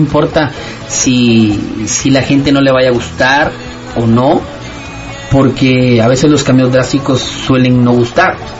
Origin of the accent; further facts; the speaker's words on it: Guatemala; moved away; ser el único guatemalteco en ese, esa, en ese gran elenco